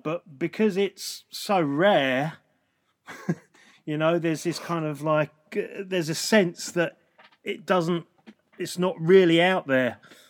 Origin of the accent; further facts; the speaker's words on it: London, United Kingdom; I live in London, and I've lived in London since I was very small.